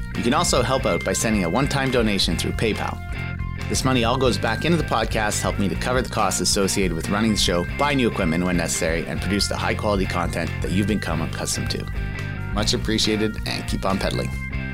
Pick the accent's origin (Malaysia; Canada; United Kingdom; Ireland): Canada; As a Canadian